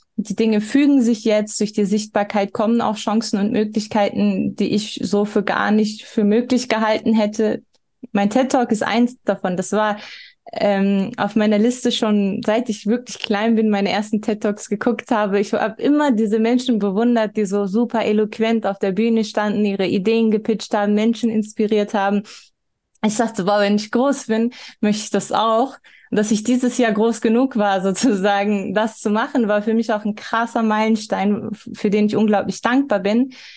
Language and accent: German; Germany; als eine Person, die hier geboren und aufgewachsen ist